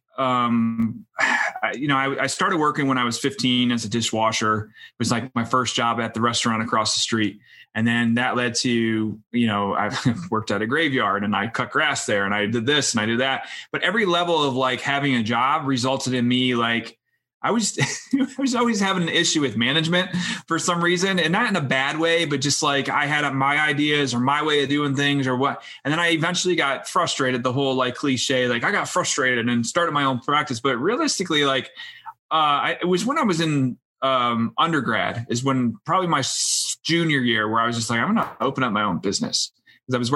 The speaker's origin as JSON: {"language": "English", "town": "Scranton", "region": "Pennsylvania", "country": "United States", "said": "But I'm from Scranton, Pennsylvania. So I live in a small town, Dunmore, which is up in the northeast corner."}